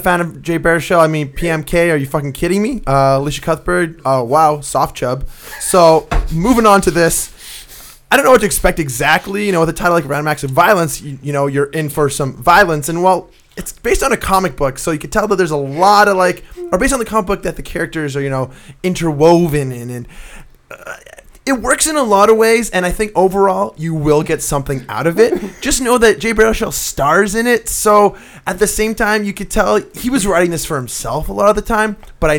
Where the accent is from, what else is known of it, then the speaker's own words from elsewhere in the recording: Canada; we're Canadian